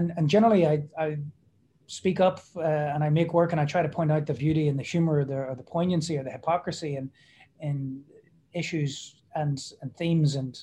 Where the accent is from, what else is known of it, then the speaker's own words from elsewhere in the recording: Belfast, Northern Ireland, United Kingdom; moved away as an adult; also born or lived in Brooklyn; we've been in my hometown of Belfast really since then